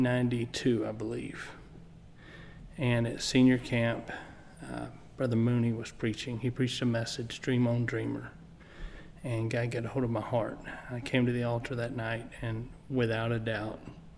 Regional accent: Blytheville, Arkansas, United States; also born or lived in West Helena, Arkansas / Bono, Arkansas; My parents got in church before I was born in West Helena, Arkansas, under Spencer McCool. I was dedicated by Spencer. My family moved to Blytheville, which was my dad's hometown, whenever I was preschool age.

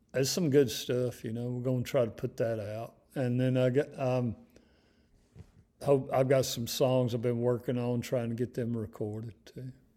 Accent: North Mississippi, United States; growing up in North Mississippi, uh, in the fifties and the sixties

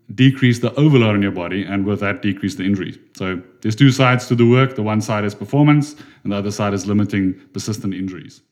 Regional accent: Durban, KwaZulu-Natal, South Africa; I come from Durban in South Africa

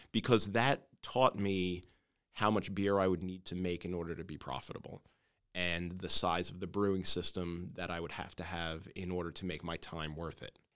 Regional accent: New York City, New York, United States; moved away as an adult; now in Hackettstown, United States; I grew up on Staten Island

